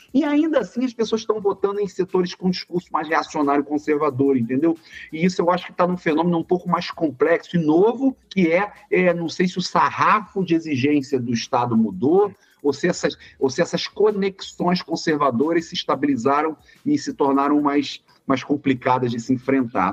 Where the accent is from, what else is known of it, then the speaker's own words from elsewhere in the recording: Rio de Janeiro, Brazil; Um prazer também falar da minha terra natal